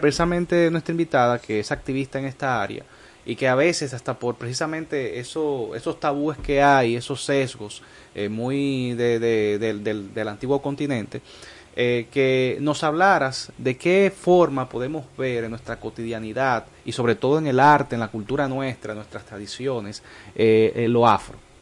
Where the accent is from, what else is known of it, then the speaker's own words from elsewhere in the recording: Dominican Republic; nosotros como dominicanos que somos mestizos